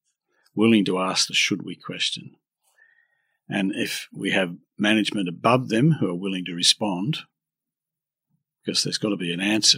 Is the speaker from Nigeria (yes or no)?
no; Australia; I'm an Australian